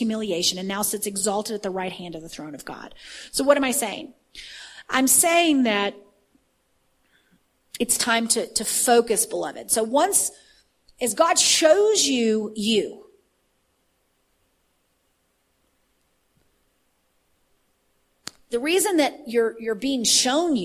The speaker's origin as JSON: {"language": "English", "region": "Texas", "country": "United States", "said": "I'm from Texas"}